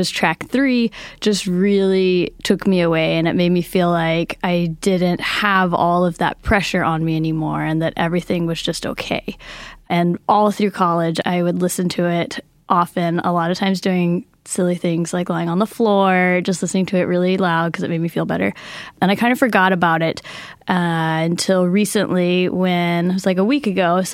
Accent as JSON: {"language": "English", "town": "Seattle", "region": "Washington", "country": "United States", "said": "I'm from Seattle, Washington"}